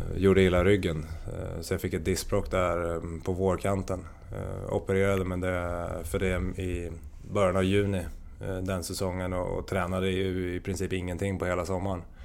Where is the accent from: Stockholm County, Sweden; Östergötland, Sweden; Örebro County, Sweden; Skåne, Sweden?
Örebro County, Sweden; Hallsberg; jag är uppvuxen i Hallsberg